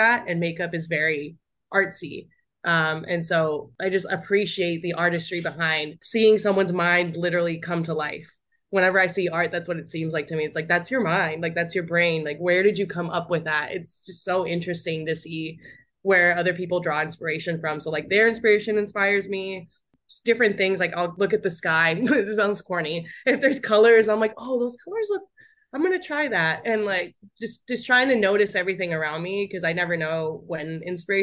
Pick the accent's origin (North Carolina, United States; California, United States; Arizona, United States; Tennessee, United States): Arizona, United States; moved away; also born or lived in New York; I'm from Arizona